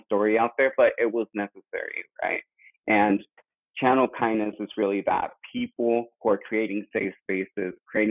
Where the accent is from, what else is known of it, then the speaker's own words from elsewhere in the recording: Woodland, California, United States; first language Spanish; English is a second language; moved away as an adult; also born or lived in Mexico; now in San Francisco, United States; my hometown of Woodland, California